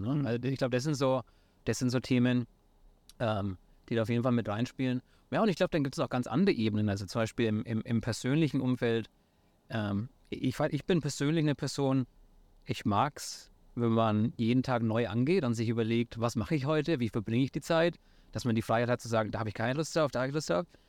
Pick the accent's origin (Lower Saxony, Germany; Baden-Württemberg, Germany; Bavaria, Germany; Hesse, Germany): Bavaria, Germany; near Nuremberg; accent: Franconian; moved away as an adult; also born or lived in San Francisco, United States; ich komme, wie vielleicht manche an meinem Akzent auch noch hören, ursprünglich aus der Nähe von Nürnberg in, in Bayern in Deutschland